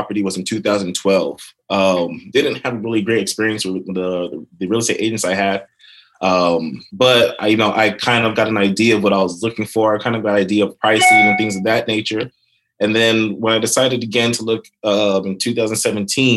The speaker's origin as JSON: {"language": "English", "area": "Sacramento", "region": "California", "country": "United States", "tie": "born or raised there", "also_born_or_lived": "Nigeria (ancestry)", "lives_now": "Los Angeles, United States", "said": "I was born in Sacramento, moved all over California"}